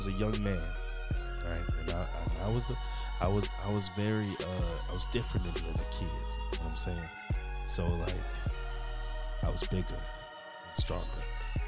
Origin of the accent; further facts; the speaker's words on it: Jamaica; I'm a nigga out the hood from Jamaica. So I was like, I'm Jamaican